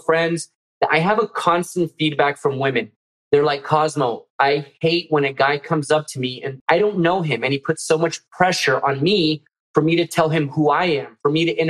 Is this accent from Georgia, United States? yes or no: no; Miami, Florida, United States; my Miami roots